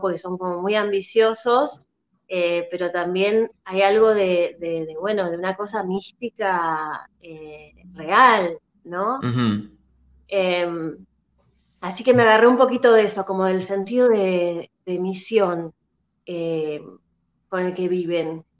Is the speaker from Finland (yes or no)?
no; La Plata, Buenos Aires Province, Argentina; now in Buenos Aires, Argentina; Yo soy de La Plata, yo empecé haciendo talleres allá en La Plata